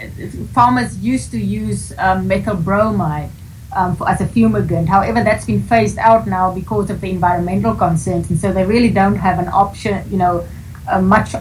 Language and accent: English; South Africa; moved away as an adult; now in United States; I'm from Southern Africa